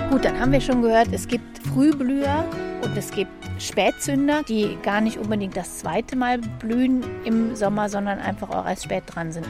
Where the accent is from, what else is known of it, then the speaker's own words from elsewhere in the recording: Germany; Ich bin aus Deutschland